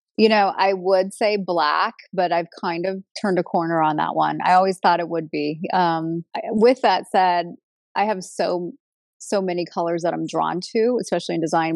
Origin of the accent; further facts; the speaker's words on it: Los Angeles, California, United States; also born or lived in Long Beach; both Ron and I are natives to Los Angeles. I was originally born in Long Beach